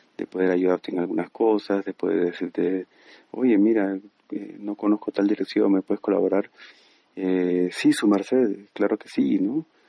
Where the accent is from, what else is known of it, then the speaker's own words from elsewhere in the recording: Peru; moved away as an adult; also born or lived in Medellín, Colombia / Lima, Peru; now in Bogotá, Colombia; soy peruano y tengo 35 años